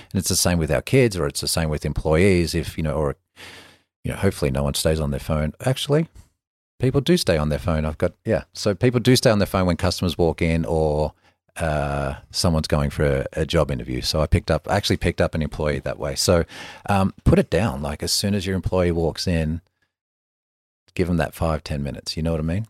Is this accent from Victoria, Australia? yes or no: yes; Melbourne, Victoria, Australia; moved away; the same kid, you know, forty years ago playing in the streets of Melbourne